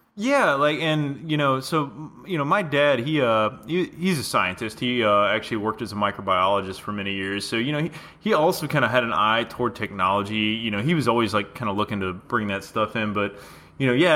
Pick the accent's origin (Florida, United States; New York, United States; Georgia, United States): Georgia, United States; Atlanta; we're all from Atlanta, you know, originally